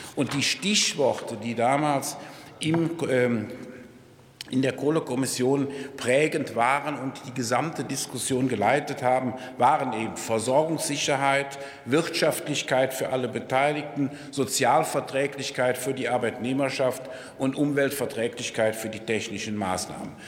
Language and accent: German; Rhineland, Germany; Mir als Rheinländer würde an einem 11.11. .11. nachmittags um diese Zeit eigentlich der Sinn lieber nach Frohsinn, Freude und Geselligkeit stehen